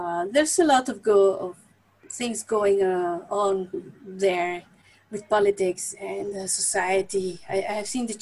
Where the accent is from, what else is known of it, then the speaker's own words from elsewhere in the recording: Mexico City, Mexico; moved away as an adult; now in Netherlands; I was born in Mexico City, and I was a very quiet child